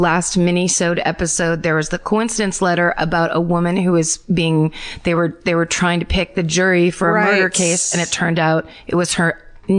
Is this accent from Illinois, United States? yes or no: yes; Illinois, United States; My hometown murder happened in 1994 in a western suburb of Chicago when I was 10 years old.